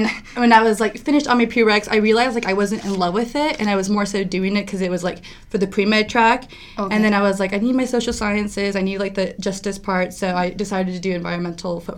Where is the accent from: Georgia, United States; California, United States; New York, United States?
California, United States; Ukiah; moved away; I'm from a small town in Northern California